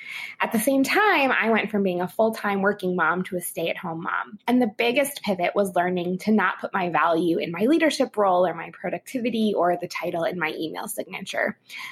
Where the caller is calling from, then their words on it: Grand Rapids, Michigan, United States; also born or lived in Orlando, Florida; from Grand Rapids, Michigan. My pivot moment was when I moved from Orlando, Florida to Grand Rapids, Michigan.